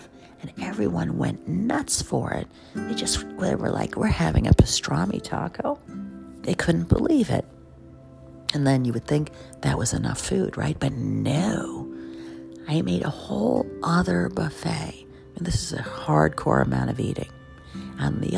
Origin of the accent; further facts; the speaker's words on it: New York City, New York, United States; I'm a New Yorker